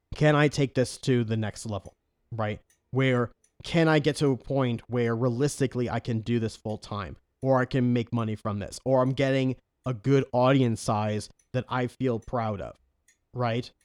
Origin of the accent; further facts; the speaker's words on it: New York, United States; accent: New York; moved away; I'm originally from New York.